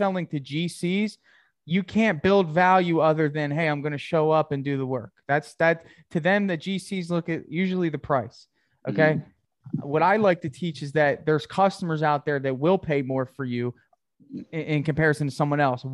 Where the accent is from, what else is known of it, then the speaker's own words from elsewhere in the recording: New Jersey, United States; I'm from New Jersey too